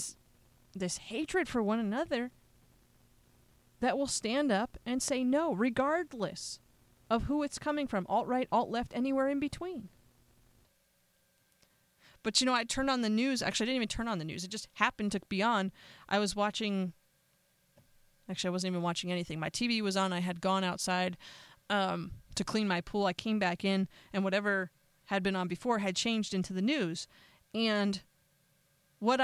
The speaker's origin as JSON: {"language": "English", "region": "Northeast", "country": "United States", "tie": "born or raised there", "said": "I grew up in the Northeast"}